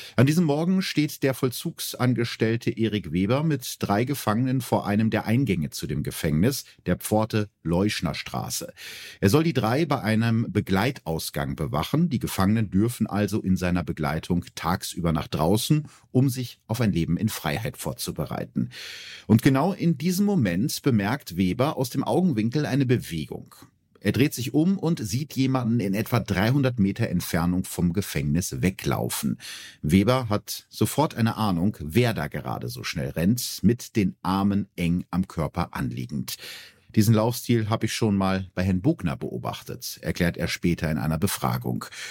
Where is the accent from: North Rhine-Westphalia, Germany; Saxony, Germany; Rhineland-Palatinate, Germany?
North Rhine-Westphalia, Germany; so einen Bezug zu meiner Heimat hat, zum schönen Ostwestfalen.